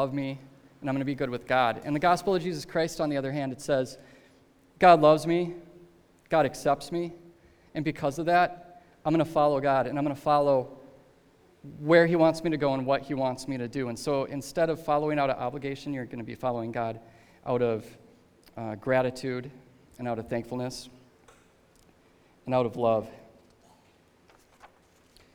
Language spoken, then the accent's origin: English; Minnesota, United States; moved away; we're from Minnesota